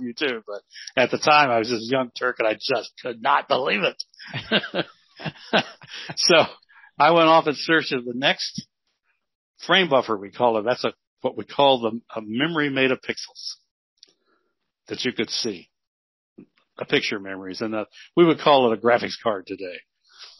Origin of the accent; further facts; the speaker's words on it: Las Cruces, New Mexico, United States; also born or lived in Clovis, New Mexico; I grew up in Las Cruces, New Mexico, and Clovis, New Mexico.